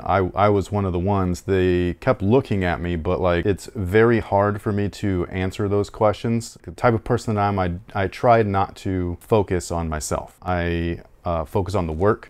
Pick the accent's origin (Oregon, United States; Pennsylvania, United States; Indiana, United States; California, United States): California, United States; Sacramento; I'm from Sacramento